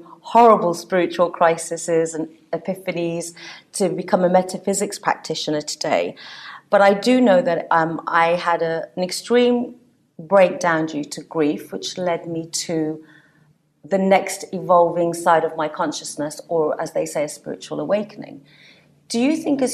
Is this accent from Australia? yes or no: no; England, United Kingdom; Coming from a Sikh Punjabi family, I grew up in England